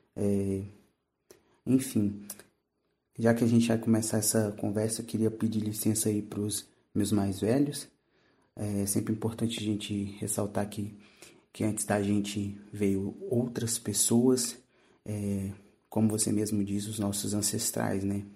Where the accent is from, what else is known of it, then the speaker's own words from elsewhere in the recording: interior of Minas Gerais, Brazil; moved away; eu vim de, do interior de Minas Gerais